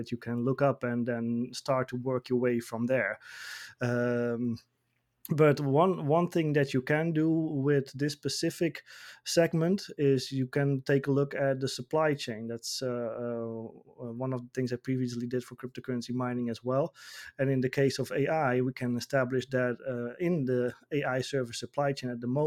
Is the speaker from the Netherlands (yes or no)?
yes; Netherlands; my home country, the Netherlands